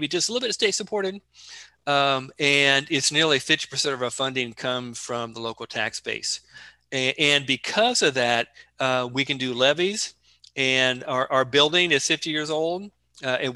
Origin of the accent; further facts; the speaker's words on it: southeastern Indiana, United States; moved away as an adult; also born or lived in Appleton, Wisconsin / Faribault, Minnesota / Florida; I grew up in southeastern Indiana, and there were no community colleges in my hometown